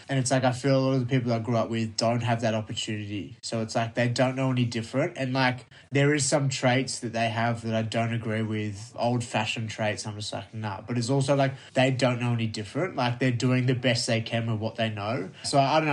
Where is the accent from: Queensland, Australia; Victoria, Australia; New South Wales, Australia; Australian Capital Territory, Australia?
Victoria, Australia; Melbourne; I'm from Melbourne